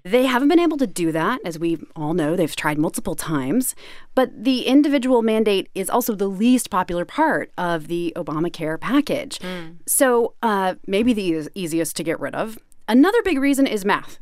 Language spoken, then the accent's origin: English; Kansas City, United States; I grew up in Kansas City